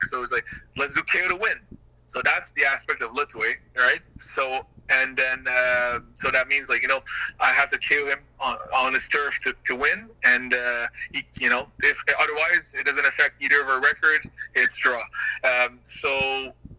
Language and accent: English; Gatineau, Quebec, Canada; this little guy from Gatineau, small town in Canada